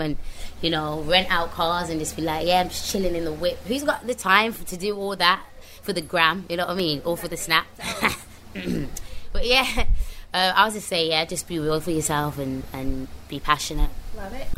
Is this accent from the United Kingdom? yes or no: yes; Birmingham, West Midlands, United Kingdom; accent: strong brummy; moved away; also born or lived in London; I'm not going to make it with this strong, brummy accent